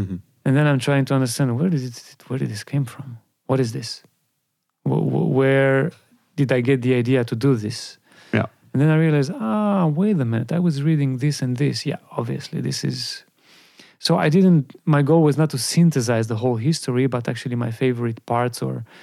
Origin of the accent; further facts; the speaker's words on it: Bucharest, Romania; my hometown